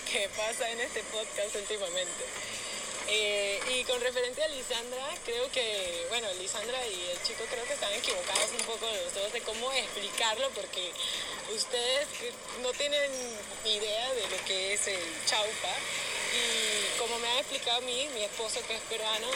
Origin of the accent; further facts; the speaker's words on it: Venezuela; now in Peru; soy venezolana, vivo en Perú